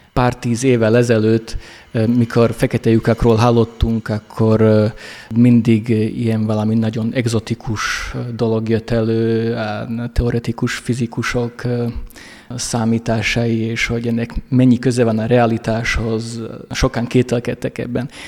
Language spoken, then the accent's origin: Hungarian; Rožňava, Košice Region, Slovakia; Én Rozsnyóról vagyok, Szlovákiából, ami egy bányaváros volt.